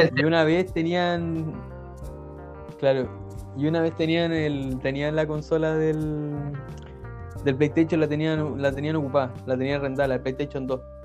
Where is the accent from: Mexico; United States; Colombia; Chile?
Chile; Coquimbo; yo ahora vivo en la cantera, Coquimbo pero gran parte de mi infancia lo viví en Sindempar